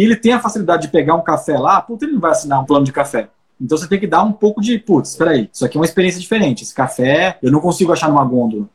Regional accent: Brazil; na nossa história como brasileiro

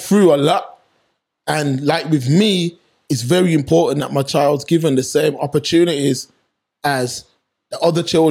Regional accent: Birmingham, West Midlands, United Kingdom; born or raised there

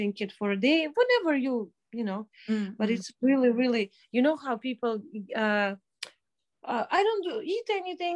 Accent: Minsk, Belarus; moved away as an adult; also born or lived in Toronto, Canada; I grew up in Minsk

